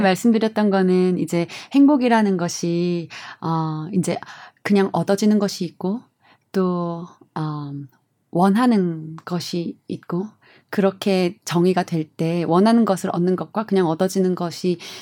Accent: South Korea; moved away as an adult; 나는 한국인이고

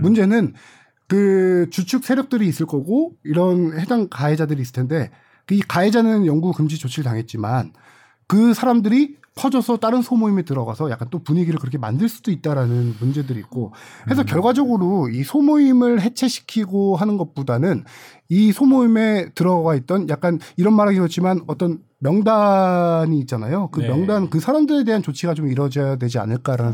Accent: Suwon, Gyeonggi Province, South Korea; 제가 수원 출신이다 보니까

